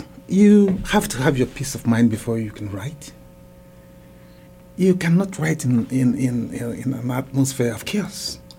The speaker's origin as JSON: {"language": "English", "country": "Nigeria", "moved": "as an adult", "lives_now": "Fayetteville, United States", "said": "my home country, Nigeria. Best thing in terms of my underprivileged background."}